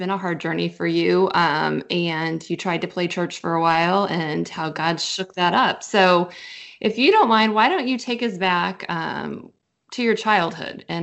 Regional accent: Kansas City, Missouri, United States; now in Owasso, United States; I Owasso, Oklahoma, but I'm from Kansas City

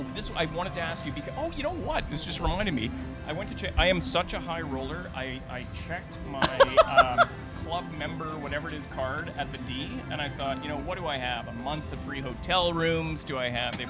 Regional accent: Thunder Bay, Ontario, Canada; moved away; my hometown in Thunder Bay

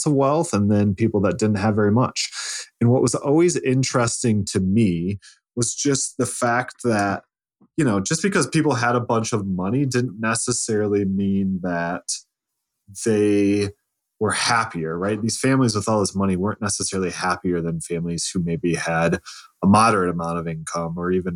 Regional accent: Lake Michigan, United States; also born or lived in Lansing, Michigan; I grew up on Lake Michigan. I went to school on Lake Superior and now I live in Lansing

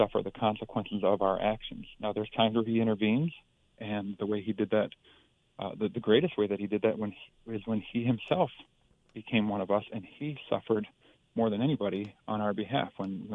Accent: Green Bay, Wisconsin, United States; moved away; I grew up in the Green Bay area, graduated from Bayport High School back in 92

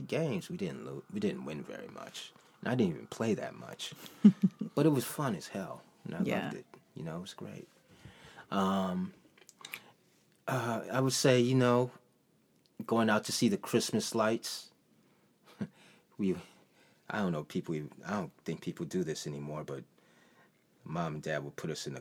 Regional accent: Detroit, Michigan, United States; moved away as an adult; also born or lived in Chicago; I was born in Henry Ford Hospital

